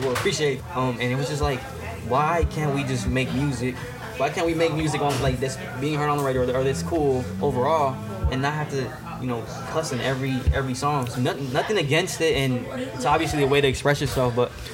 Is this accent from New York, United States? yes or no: no; Milwaukee, Wisconsin, United States; born or raised there; also born or lived in Puerto Rico